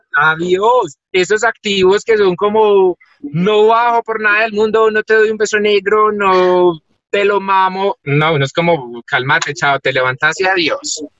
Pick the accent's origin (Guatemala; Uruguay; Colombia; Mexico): Colombia; Paisa, Antioquia; somos una familia paisa muy arraigada